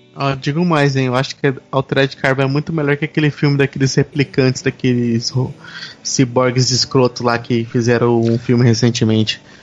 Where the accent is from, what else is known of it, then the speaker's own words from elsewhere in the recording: Brazil; eu sou um, também um game dev brasileiro